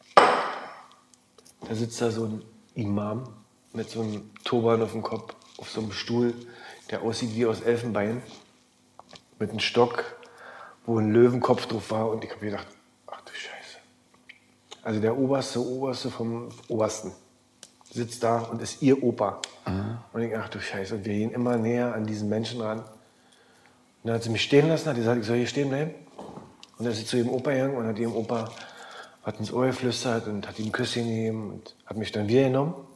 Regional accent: East Germany, Germany; ich war als Ossi äh, war der Einzige

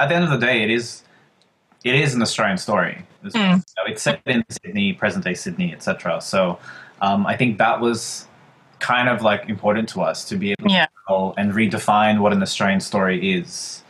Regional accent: Philippines; Obviously, we skewed Filipino. Like, we have this talented cast. We're all Filipino.

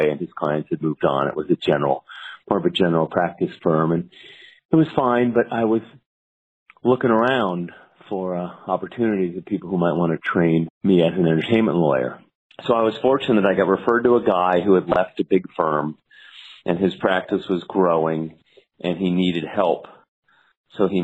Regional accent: Los Angeles, California, United States; I was from Los Angeles, and back when I was finishing law school

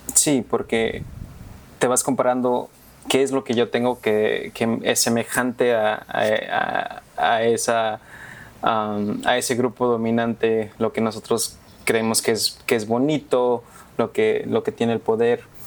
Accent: New York, United States; also born or lived in Mexico; Sí, nací en México y me, mudé a Nueva York como a eso del casi tres años.

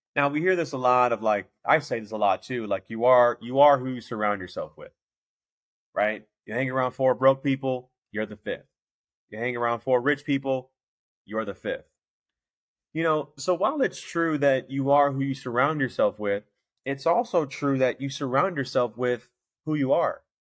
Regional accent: Chicago, Illinois, United States; I know I'm from Chicago

